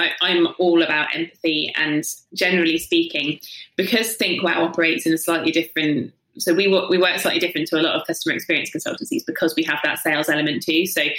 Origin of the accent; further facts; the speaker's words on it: South East England, United Kingdom; From the south coast, so yeah, just Hampshire. Oh, yeah. But I don't have a Hampshire accent because that sounds sort of slightly.